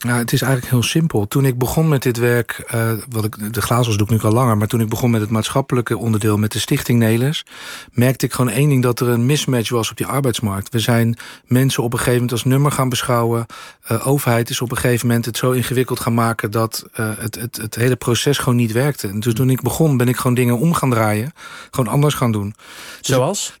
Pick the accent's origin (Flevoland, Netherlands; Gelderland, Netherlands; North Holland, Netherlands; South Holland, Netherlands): South Holland, Netherlands; The Hague; opgegroeid in de Schilderswijk